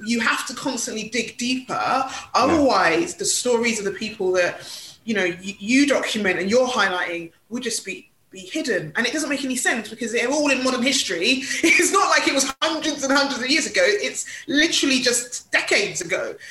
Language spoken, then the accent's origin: English; London, United Kingdom; I was born in Hackney